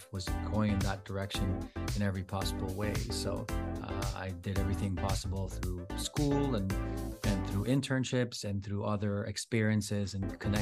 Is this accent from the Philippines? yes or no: yes; Philippines; moved away; I'm the only Filipino that was raised and educated in the Philippines. I grew up in the Philippines